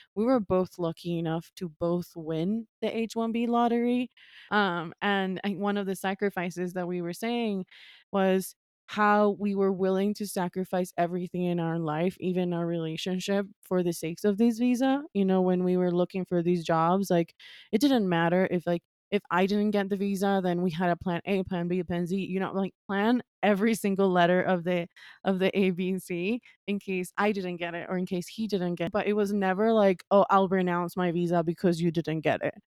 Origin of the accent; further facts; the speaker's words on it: Quito, Pichincha, Ecuador; moved away as an adult; also born or lived in New York, United States / Brooklyn, United States; I was born and raised in Ecuador, in Quito, Ecuador